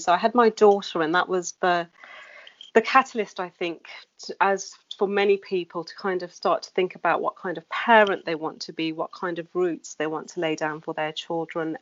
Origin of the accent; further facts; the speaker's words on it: Wolverhampton, West Midlands, United Kingdom; now in London, United Kingdom; I grew up in the Wolverhampton